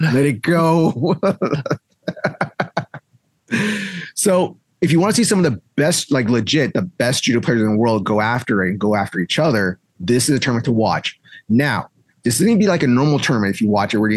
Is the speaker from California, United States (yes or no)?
yes; South Bay, California, United States; I'm from South Bay